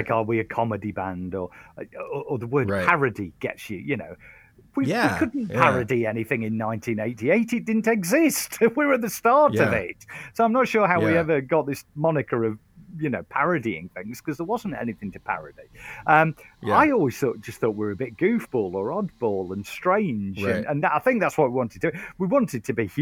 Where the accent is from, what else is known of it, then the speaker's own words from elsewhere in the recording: United Kingdom; we're very British.